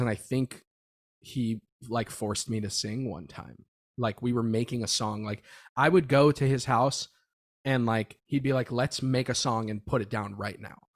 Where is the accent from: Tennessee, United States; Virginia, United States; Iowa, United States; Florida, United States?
Florida, United States; moved away as an adult; now in Los Angeles, United States; Growing up in Florida was cool